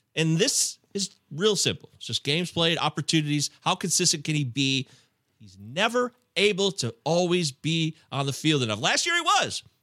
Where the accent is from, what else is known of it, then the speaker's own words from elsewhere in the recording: Michigan, United States; I'm a Midwesterner myself from Michigan